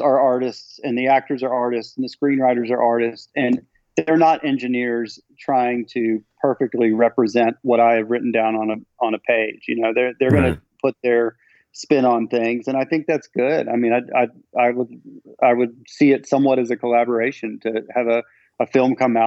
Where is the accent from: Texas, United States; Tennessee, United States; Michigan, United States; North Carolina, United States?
Tennessee, United States; Memphis; I'm from Memphis, Tennessee.